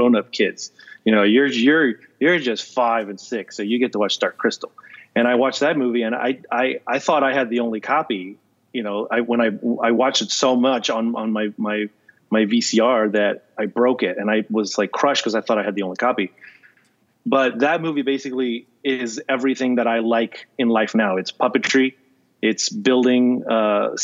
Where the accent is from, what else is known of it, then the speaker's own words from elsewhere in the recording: Peru; moved away; also born or lived in Florida; I grew up, I was born in Peru